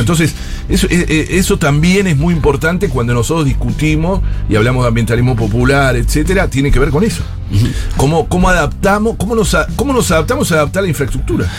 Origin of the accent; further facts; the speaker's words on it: Buenos Aires, Argentina; nosotros, los porteños o quienes no somos de Mendoza